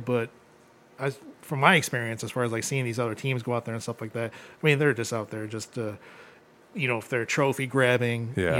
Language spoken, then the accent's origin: English; Oregon, Ohio, United States; I grew up in Oregon.